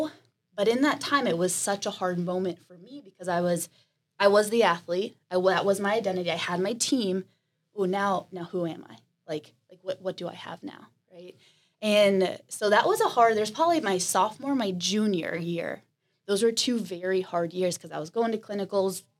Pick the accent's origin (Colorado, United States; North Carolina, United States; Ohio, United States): Ohio, United States; Canton; moved away as an adult; also born or lived in Columbus, Ohio; I'm from Canton, Ohio, about 2 hours north